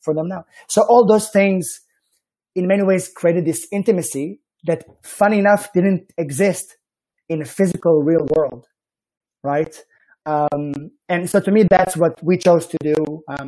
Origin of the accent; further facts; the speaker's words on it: Israel; accent: Israeli; like my accent strongly suggests, I am from the Holy Land